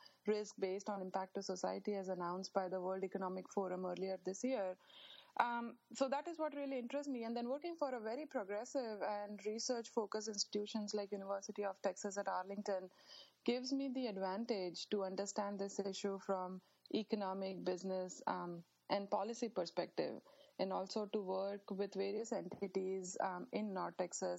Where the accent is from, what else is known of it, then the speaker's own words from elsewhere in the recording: India; now in United States; growing up in India